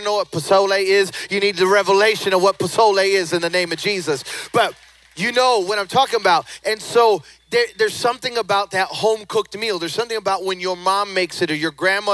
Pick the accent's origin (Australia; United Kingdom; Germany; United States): United States; Chicago, Illinois; moved away; also born or lived in the South; I was born and raised in Chicago. Then I moved, White Sox. And then I moved to the South